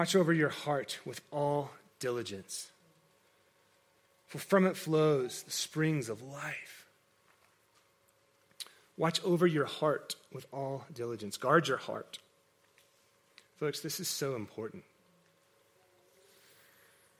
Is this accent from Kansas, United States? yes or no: yes; Kansas, United States; I grew up in Kansas, in a very agricultural environment